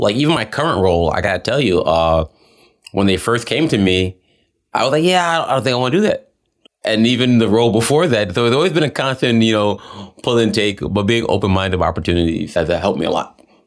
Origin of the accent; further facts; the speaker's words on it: New York City, New York, United States; moved away as an adult; also born or lived in Switzerland / London, United Kingdom; I grew up in New York, most of, you know, and being a kid from the Bronx